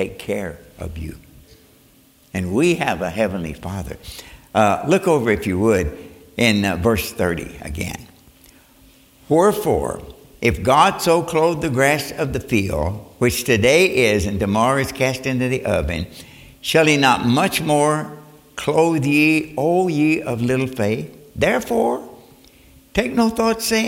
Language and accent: English; Northwood, Kentucky, United States; I was born in Northwood, Kentucky, a mining town